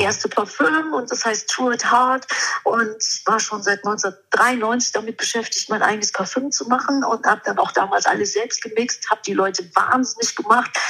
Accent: Germany; ich komme aus Deutschland

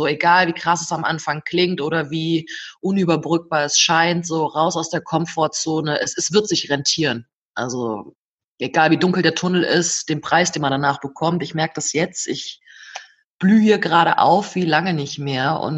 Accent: North Rhine-Westphalia, Germany; Ich komme selbst aus dem Oberbergischen, das ist gar nicht so weit weg vom Sauerland.

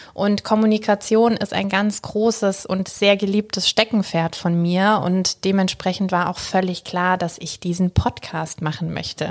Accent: Freiburg, Baden-Württemberg, Germany; now in Stuttgart, Germany; eigentlich gebürtige Freiburgerin, lebe und arbeite aber inzwischen hier in Stuttgart

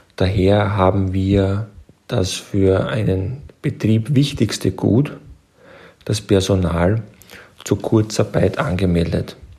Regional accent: Burgenland, Austria; accent: Austrian; Wie man unschwer hören kann, bin ich aus Österreich, genauer gesagt aus dem wunderschönen Burgenland

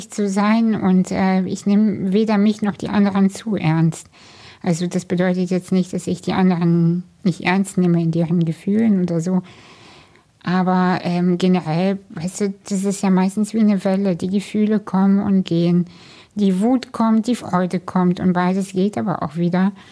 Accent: Kazakhstan; moved away; ich komme aus einer Arbeiterfamilie, wir sind aus Kasachstan emigriert.

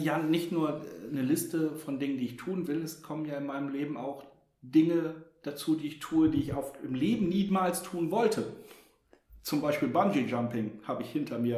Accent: Hamburg, Germany; Als Hamburger

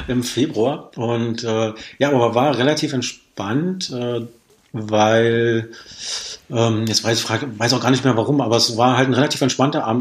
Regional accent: Berlin, Germany; moved away as an adult; now in Potsdam, Germany; Ich komme ja ursprünglich aus Berlin

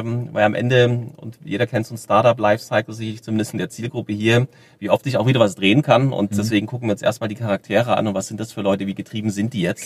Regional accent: Germany; wir als Deutsche

